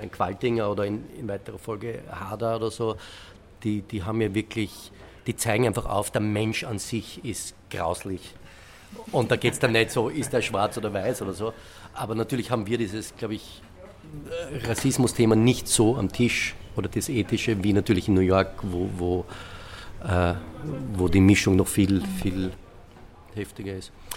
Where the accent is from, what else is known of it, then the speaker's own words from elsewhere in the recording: Vienna, Austria; ich bin aus Wien. Österreich, dieses wunderschöne Land, diese wunderschöne Stadt